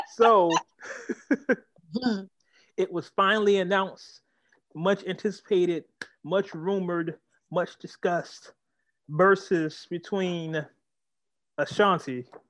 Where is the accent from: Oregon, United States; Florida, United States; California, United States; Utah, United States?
California, United States; Oakland; I am from Oakland.